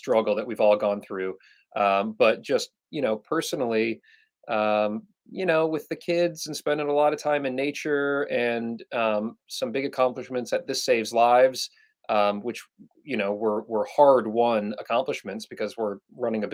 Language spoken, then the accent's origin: English; Michigan, United States; We're both from Michigan